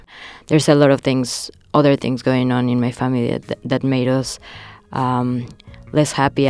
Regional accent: Mexico; I was born in Mexico, but my mom is from Cuba, and my whole family migrated years ago

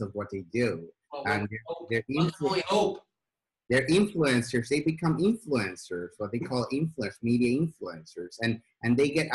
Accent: Sweden; moved away; I grew up in Sweden

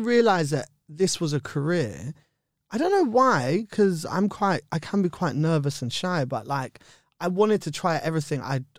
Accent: London, United Kingdom; Yeah, I'm from Bush. I grew up in Bush. I love Shepherd's Bush.

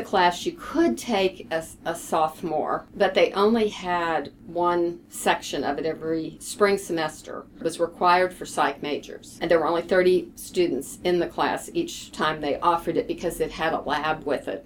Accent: Lexington, Kentucky, United States; now in Houston, United States; I was born and raised in Lexington

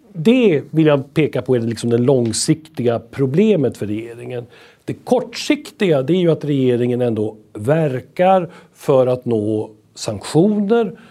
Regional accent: Sweden; som svenskar

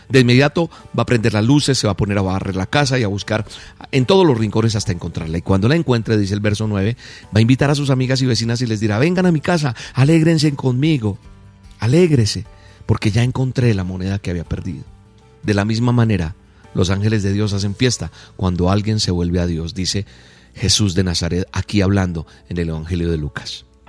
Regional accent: Colombia; soy colombiano

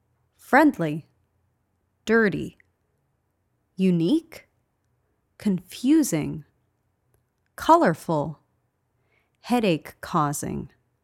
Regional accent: Pittsburgh, Pennsylvania, United States; I was born in Pittsburgh and raised in the suburbs outside of the city limits. I moved away to go to college, met lots of people from this and other countries, even lived abroad for a bit, and then finally made my way back home.

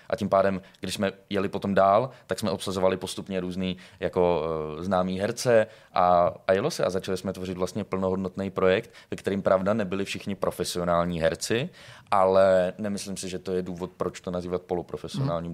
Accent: Brno, South Moravian Region, Czechia; moved away as an adult; now in Prague, Czechia; A v roce 2020 jsem se přestěhoval do Prahy. Já jsem z Brna

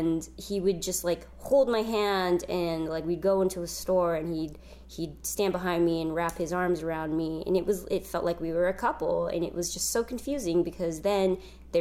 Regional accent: San Jose, California, United States; now in Los Angeles, United States; San Francisco, where I was raised in the Bay Area in San Jose

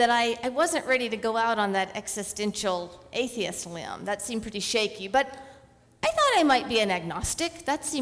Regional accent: Hueytown, Alabama, United States; now in Columbia Gorge, United States; I grew up in Hueytown, Alabama

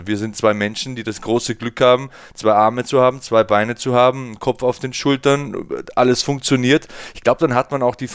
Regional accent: Bavaria, Germany; Ich bin auch im Land aufgewachsen, hier in der Nähe von Passau, Niederbayern.

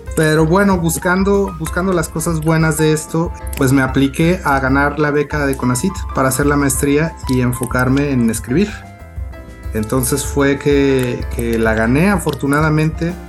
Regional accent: Córdoba, Veracruz, Mexico; also born or lived in Xalapa; now in Mexico City, Mexico; yo nací en Córdoba, nacido y criado en Córdoba

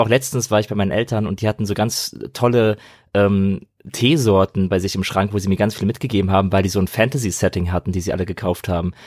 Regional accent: Frankfurt, Hesse, Germany; ich komme ja aus Frankfurt, aus Hessen

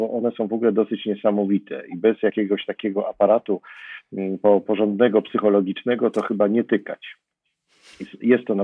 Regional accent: Zakopane, Lesser Poland, Poland; I ponieważ wychowywałem się w pewnym sensie w Zakopanem, spędzałem tam bardzo dużo czasu

